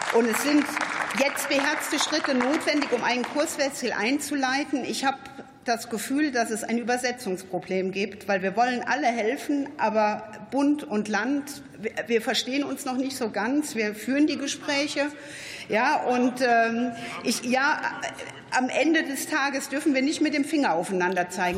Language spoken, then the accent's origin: German; the north of Rhineland-Palatinate, Germany; Ich selbst bin auch aus dem Norden von Rheinland-Pfalz